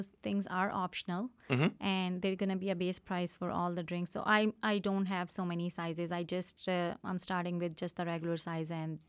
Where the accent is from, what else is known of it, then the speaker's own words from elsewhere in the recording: Pakistan; English is a second language; moved away as an adult; Yeah, the story, we came from Pakistan, me and my husband. He's been here for a long time. I came 10 years ago, and I always wanted to do something back home, to have my own business.